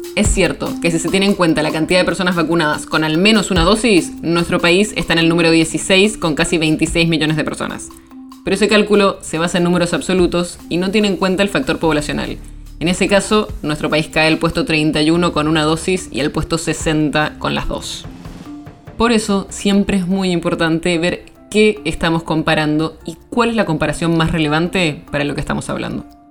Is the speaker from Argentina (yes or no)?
yes; Argentina